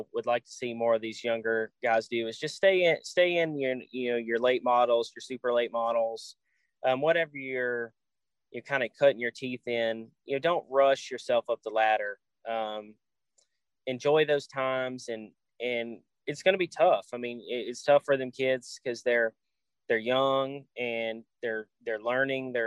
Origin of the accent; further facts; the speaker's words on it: Nashville, Tennessee, United States; I'm from the Nashville area